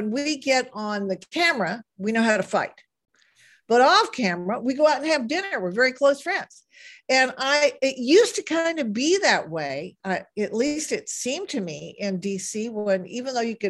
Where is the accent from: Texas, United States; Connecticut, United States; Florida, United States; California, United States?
Texas, United States; moved away; originally I'm from Texas. People from Texas, we're not so put off by people who are bigger than life